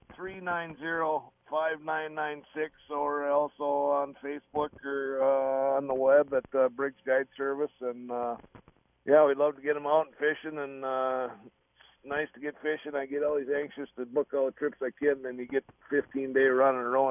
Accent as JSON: {"language": "English", "region": "Minnesota", "country": "United States", "tie": "born or raised there", "said": "I grew up in Gull Lake"}